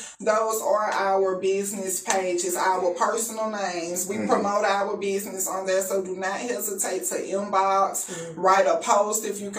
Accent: Mobile, Alabama, United States; From Alabama, Mobile.

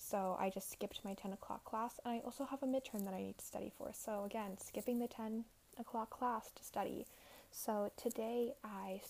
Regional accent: Alberta, Canada; now in Montreal, Canada; I'm originally from Alberta, and there is snow on the ground in my hometown.

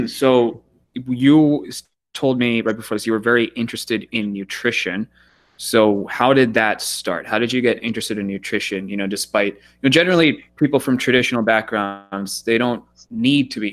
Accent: United States; growing up in America, eating Pop-Tarts and all these horrible foods

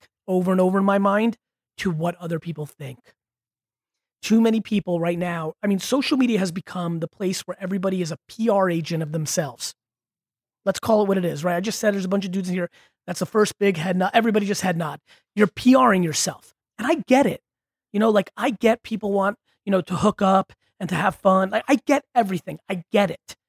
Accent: Russia; moved away; I was born in Russia

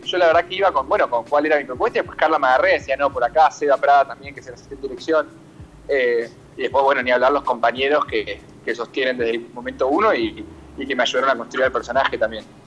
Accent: Argentina; also born or lived in San Rafael, Mendoza, Argentina; sí nací en, en, San Rafael de Mendoza porque la familia mi papá vive allá y mi familia paterna tiene finca hace muchos años. Y, y bueno, entonces, pero me crié acá con mi mamá desde muy chico

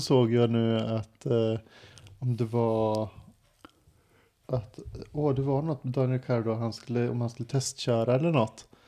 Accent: Sweden; moved away; Det är där jag kommer ifrån

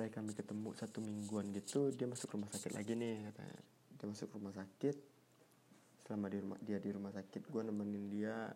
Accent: Padang, West Sumatra, Indonesia; Indonesian is a second language; oh ya btw gue nih orang Padang ya sorry kalau bahasa Indonesia gue kurang lancar kurang baik ya gue balik ke, ke Padang

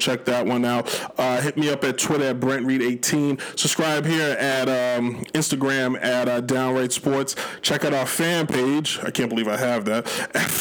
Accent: New York City, New York, United States; I am a kid from the Bronx

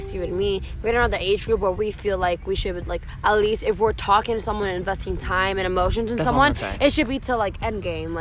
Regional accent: Miami, Florida, United States; also born or lived in Broward County, Florida; I was born and kind of raised, like, my early years in Miami-Dade, and then for high school, I moved to Broward, so I'm a mixed Miami girl

